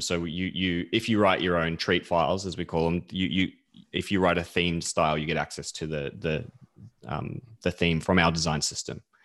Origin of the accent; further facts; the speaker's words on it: New Zealand; now in Melbourne, Australia; I'm actually from New Zealand originally.